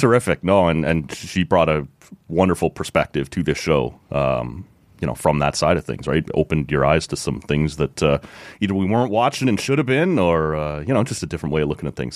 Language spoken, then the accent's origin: English; Oshawa, Ontario, Canada; where I grew up in Oshawa.